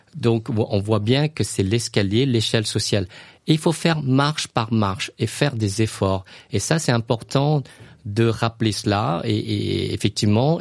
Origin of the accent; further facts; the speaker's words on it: Luang Prabang, Luang Prabang Province, Laos; now in France; ma ville natale, le Luang Prabang